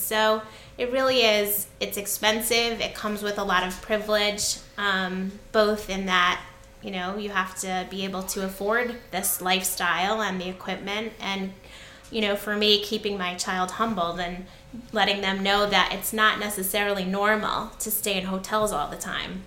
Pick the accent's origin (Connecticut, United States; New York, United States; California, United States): Connecticut, United States; now in New Jersey, United States; I grew up in Connecticut